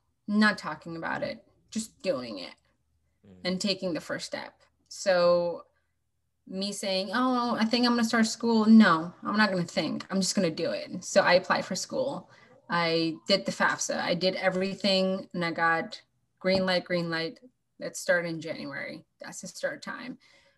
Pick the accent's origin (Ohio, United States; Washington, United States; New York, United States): Washington, United States; I'm from Washington State. That's why I picked 360.